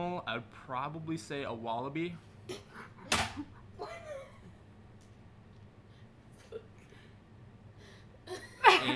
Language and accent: English; Mankato, Minnesota, United States; I'm from Mankato, Minnesota